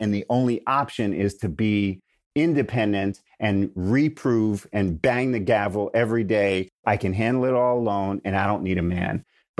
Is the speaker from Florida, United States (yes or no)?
no; New York, United States; now in California, United States; Now I know I'm really a Californian because I have shifted from calling the grocery store a supermarket, which is what we call it in New York, to a grocery store.